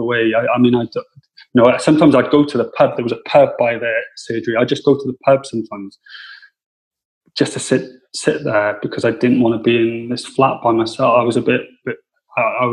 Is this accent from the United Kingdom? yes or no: yes; Cardiff, Wales, United Kingdom; moved away; I come from Cardiff, so I'm used to cities.